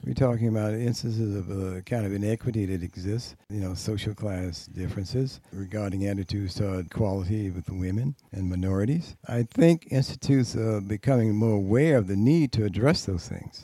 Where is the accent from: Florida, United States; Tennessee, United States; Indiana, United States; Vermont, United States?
Florida, United States; Tallahassee; now in New York, United States; I'm from Tallahassee, Florida, down in the South